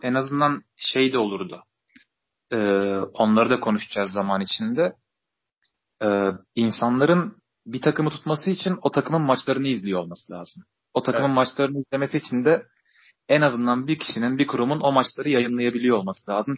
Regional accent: Hatay, Turkey; Hataylıyım ben

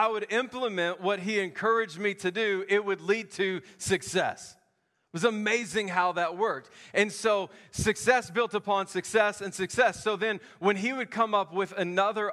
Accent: the South, United States; I grew up in the South

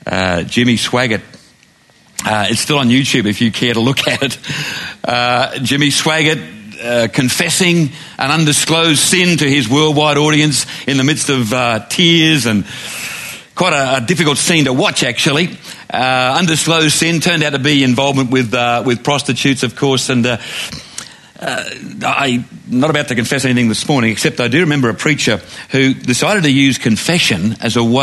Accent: Glenbrook, New South Wales, Australia; I was walking home from the Glenbrook Primary School on the Lower Blue Mountains

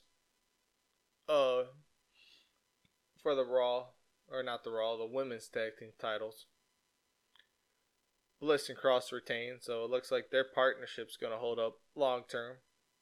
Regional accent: Detroit, Michigan, United States; my hometown, the go-home show in Detroit.

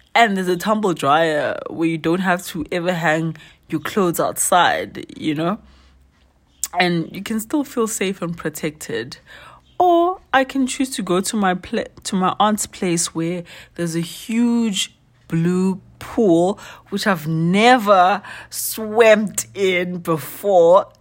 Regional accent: Soweto, Gauteng, South Africa; originally I'm from Soweto, but currently wandering around

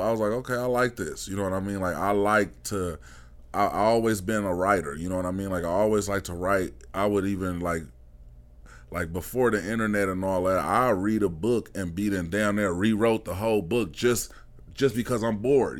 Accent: Detroit, Michigan, United States; moved away; growing up in Detroit in the nineties

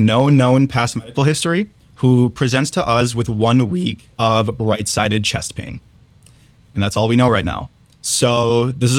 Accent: Southeast Michigan, United States; moved away as an adult; now in Chicago, United States; I'm originally from Southeast Michigan, and I went to the University of Michigan for undergrad

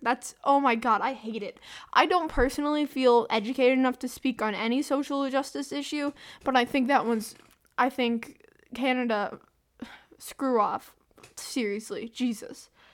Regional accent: the South, United States; accent: southern; I'm American. And by saying American, just like saying my own state, my southern accent comes out more.

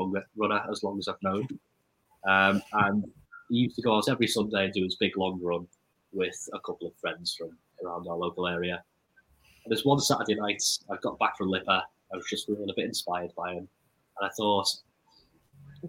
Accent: Liverpool, North West England, United Kingdom; also born or lived in Mönchengladbach, Germany; We moved back to Liverpool, I think, 11 months after I was born, so just about to turn 1.

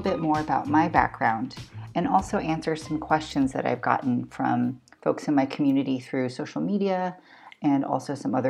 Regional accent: Baltimore, Maryland, United States; born or raised there

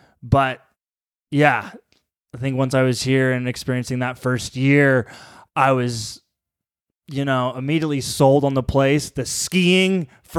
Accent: Collingwood, Ontario, Canada; Being from Ontario, growing up in Collingwood and skiing at Blue Mountain, and skiing was always like my biggest passion, and yeah, there was always this dream to move out west after high school.

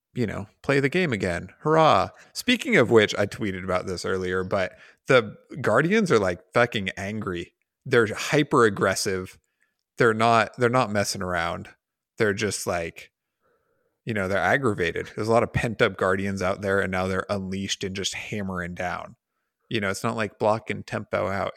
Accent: United States; as an American

